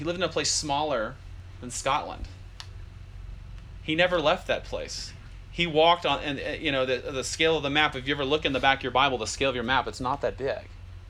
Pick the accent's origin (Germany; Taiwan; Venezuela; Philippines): Germany; born there; We're all born in different countries. I was born in Germany.